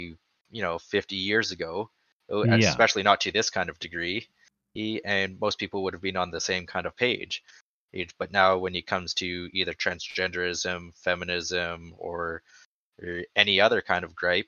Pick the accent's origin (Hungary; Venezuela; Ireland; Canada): Canada; I'm Canadian there.